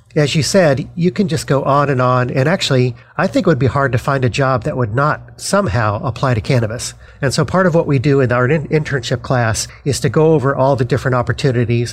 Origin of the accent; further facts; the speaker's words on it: Denver, Colorado, United States; now in New Jersey, United States; I'm from Denver, Colorado, and I'm actually one of 13 kids